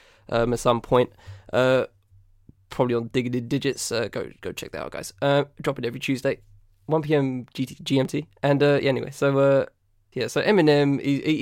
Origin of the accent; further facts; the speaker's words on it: United Kingdom; accent: southern; I'm British. I don't live in Manchester. I live below, down south, as you can gather by my accent